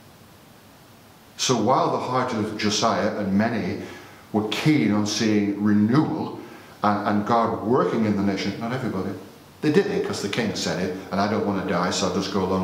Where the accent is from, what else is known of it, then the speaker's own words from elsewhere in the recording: United Kingdom; because we're British